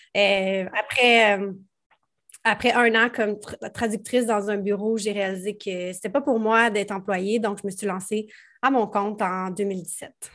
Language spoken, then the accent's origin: French; Prévost, Quebec, Canada; Je viens de Prévost dans les Laurentides, donc rive nord de Montréal